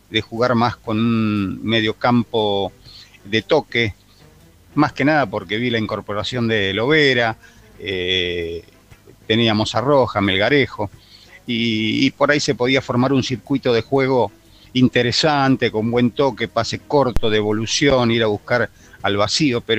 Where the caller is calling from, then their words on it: Castelar, Buenos Aires Province, Argentina; buenas tardes muchachos de Esperanza Racinguista … de Castelar.